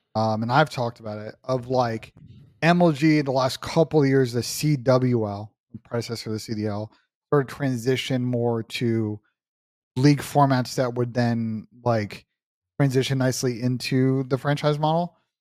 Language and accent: English; New York, United States; I'm a New Yorker